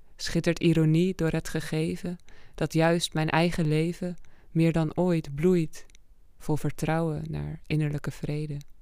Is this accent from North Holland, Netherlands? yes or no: yes; Amsterdam, North Holland, Netherlands; kom uit Amsterdam. Woon daar al sinds mijn vierde. Dus daar opgegroeid.